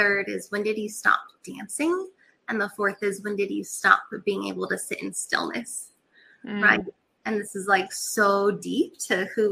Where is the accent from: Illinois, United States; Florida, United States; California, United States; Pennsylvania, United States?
California, United States; Catalina Island; moved away as an adult; also born or lived in North Carolina; I grew up on Catalina Island, which is a little island off the coast of California.